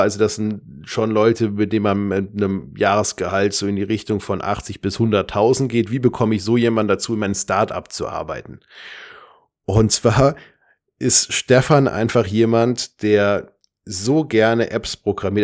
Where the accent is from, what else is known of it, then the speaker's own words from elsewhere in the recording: Darmstadt, Hesse, Germany; ich komme aus Darmstadt